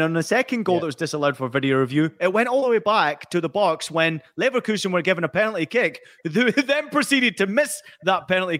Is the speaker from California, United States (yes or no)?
yes; California, United States; born there; I am, you know, I'm always American. I'm born in California.